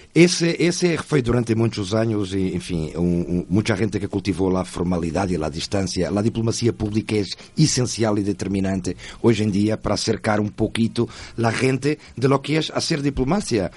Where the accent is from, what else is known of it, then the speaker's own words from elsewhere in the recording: Portugal; moved away as an adult; now in Buenos Aires, Argentina; como português